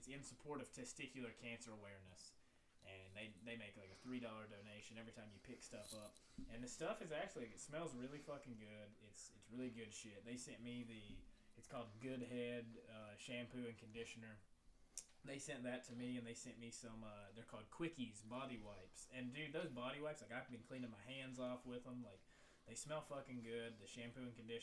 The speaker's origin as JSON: {"language": "English", "region": "Virginia", "country": "United States", "tie": "born or raised there", "said": "I was raised in Virginia"}